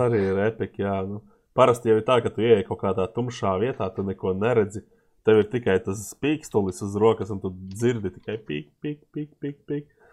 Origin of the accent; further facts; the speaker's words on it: Latvia; esam no Latvijas